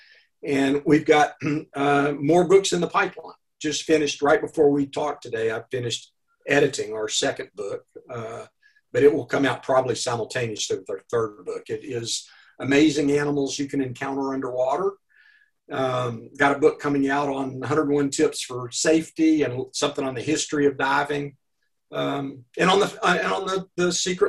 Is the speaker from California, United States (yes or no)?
no; Arkansas, United States; accent: Arkansas; moved away; My accent is from Arkansas